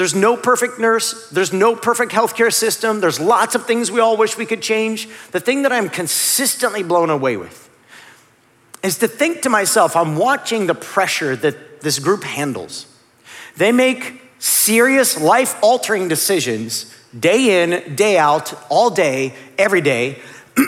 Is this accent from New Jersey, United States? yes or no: no; Northeast Ohio, United States; I grew up in Northeast Ohio